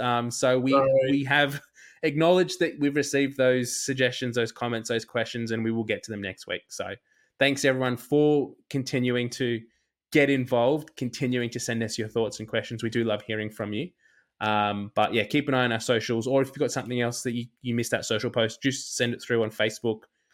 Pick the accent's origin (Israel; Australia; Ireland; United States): Australia; as an Australian